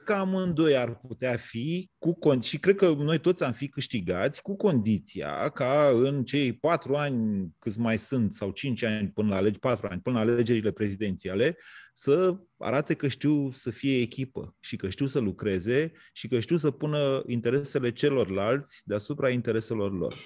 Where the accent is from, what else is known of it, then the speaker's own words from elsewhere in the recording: Romania; noi românii